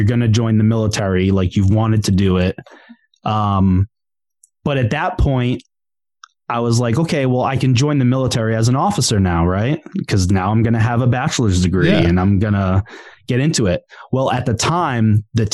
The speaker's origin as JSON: {"language": "English", "area": "South Shore", "region": "Massachusetts", "country": "United States", "tie": "born or raised there", "said": "I grew up South Shore, Mass"}